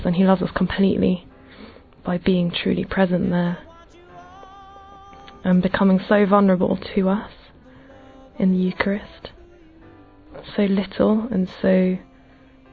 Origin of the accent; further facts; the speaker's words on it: England, United Kingdom; I'm 25 and I'm from England.